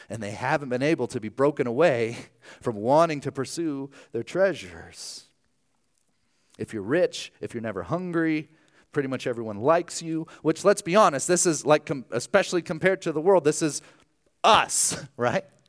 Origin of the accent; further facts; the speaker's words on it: Archbold, Ohio, United States; moved away; my hometown of, of Archbold, Ohio